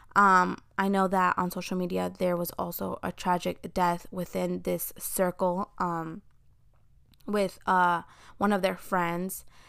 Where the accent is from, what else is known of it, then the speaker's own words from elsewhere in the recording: Chicago, Illinois, United States; I grew up in Chicago, so I heard the term homie hopping a lot